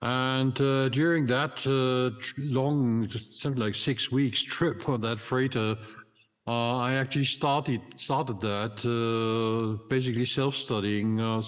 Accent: Egypt; born there; English is a second language; I was born back in 1952 in Egypt, and Heliopolis is actually today, it's just a neighborhood of Cai

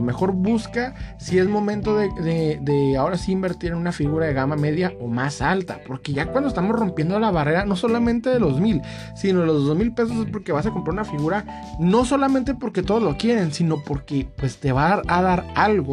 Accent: Mexico; now in United States; uno como mexicano o como latinoamericano

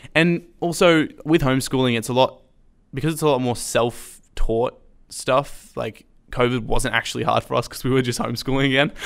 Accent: Sydney, New South Wales, Australia; moved away as an adult; I grew up homeschooling in Sydney. We move, moved up about five years ago.

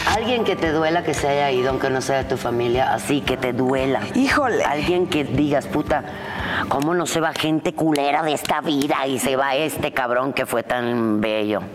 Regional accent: Cuba; now in Mexico; yo que nací en Cuba

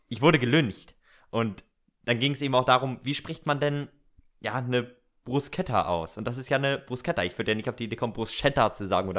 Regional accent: Northern Germany, Germany; Wir sind ja Norddeutsche

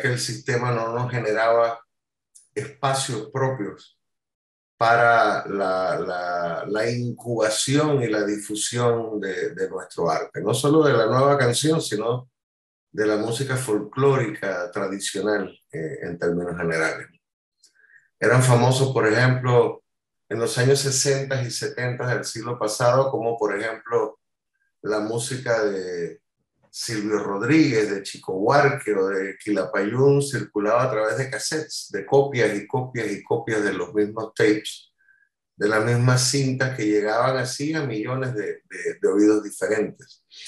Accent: Panama; quedarme en, en mi país y de hacer el trabajo cultural y musical desde mi país

